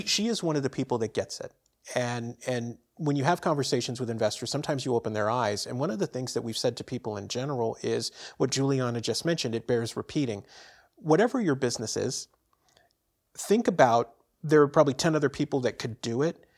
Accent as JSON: {"language": "English", "town": "San Francisco", "region": "California", "country": "United States", "tie": "born or raised there", "moved": "yes", "said": "born and raised in San Francisco, and I grew up around radio and T V stations as a kid"}